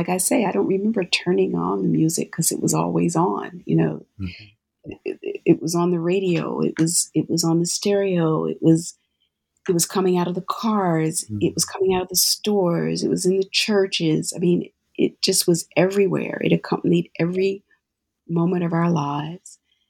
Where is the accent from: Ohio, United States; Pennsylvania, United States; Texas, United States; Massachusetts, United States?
Pennsylvania, United States; Philadelphia; when I was growing up in Philadelphia, it was the sound of Philadelphia with Gamble and Huff